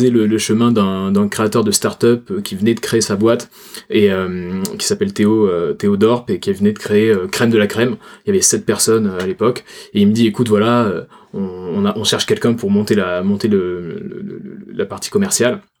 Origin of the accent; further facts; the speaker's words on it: Toulouse, Occitania, France; je suis toulousain, comme mon accent ne, le, montre pas